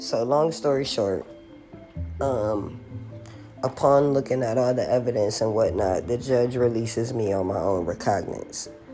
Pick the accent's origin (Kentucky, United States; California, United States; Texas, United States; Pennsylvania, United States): California, United States; Los Angeles; moved away; the house that I was raised in in Watts